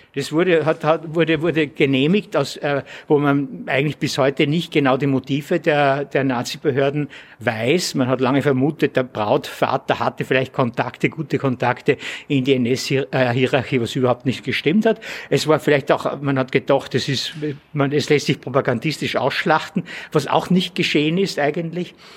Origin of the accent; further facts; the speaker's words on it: Austria; als Österreicher